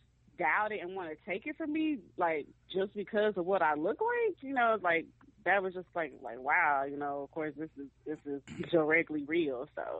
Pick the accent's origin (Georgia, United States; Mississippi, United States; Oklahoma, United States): Mississippi, United States; going black and growing up in Mississippi, like, I mean, I knew that racism exists